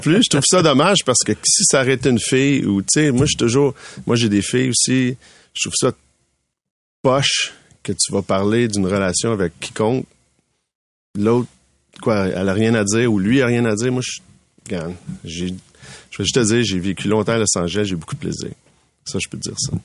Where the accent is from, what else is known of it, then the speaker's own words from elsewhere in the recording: Laval, Quebec, Canada; je viens de Laval